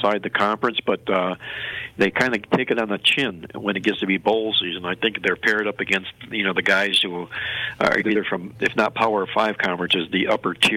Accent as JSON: {"language": "English", "town": "Cleveland", "region": "Ohio", "country": "United States", "tie": "born or raised there", "said": "my hometown in Cleveland, Ohio"}